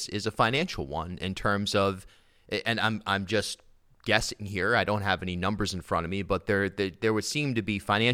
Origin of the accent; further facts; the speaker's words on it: Southern Rhode Island, United States; I grew up in Southern Rhode Island, as you know, and close to the reservation